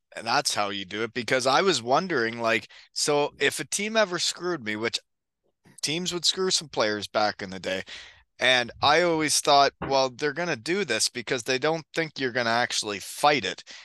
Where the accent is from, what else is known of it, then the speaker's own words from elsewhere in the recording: 15 minutes from Kitchener, Ontario, Canada; 15 minutes from my hometown